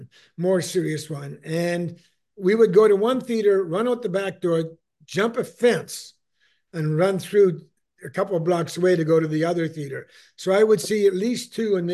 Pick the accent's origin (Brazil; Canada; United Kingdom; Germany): Canada; East Coast of Canada, Atlantic Canada; moved away as an adult; I grew up in the East Coast of Canada